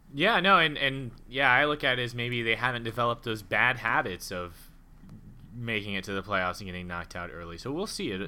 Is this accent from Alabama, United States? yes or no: no; Oklahoma City, Oklahoma, United States; my hometown team here, uh, the Oklahoma City Thunder